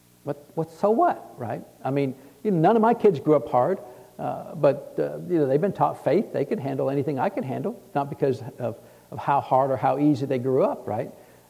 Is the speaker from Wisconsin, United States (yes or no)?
no; Texas, United States; So God heard, I'm from Texas.